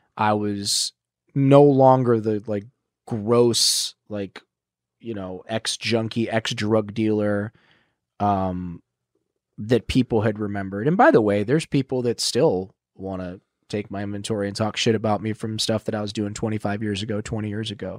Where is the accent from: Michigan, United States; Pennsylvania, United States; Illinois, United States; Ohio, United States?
Ohio, United States; moved away; I'm from Ohio